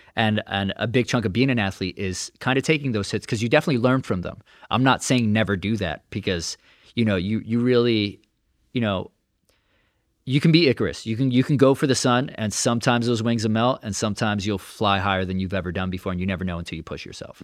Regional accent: New York City, New York, United States; I'm born and raised in Brooklyn

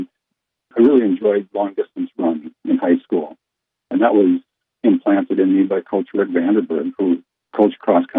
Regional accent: Northwest Iowa, United States; I grew up in Northwest Iowa

